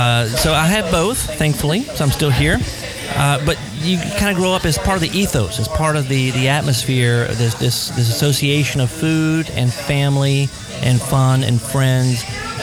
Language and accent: English; Baton Rouge, Louisiana, United States; I grew up in Baton Rouge.